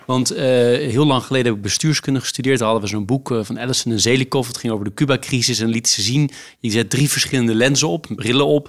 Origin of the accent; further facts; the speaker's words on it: Netherlands; als Nederlander